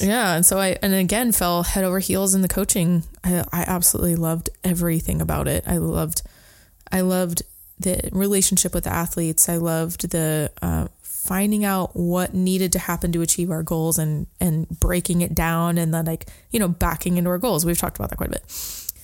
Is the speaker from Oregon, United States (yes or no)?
yes; Sandy, Oregon, United States; I grew up in a little town called Sandy by Mount Hood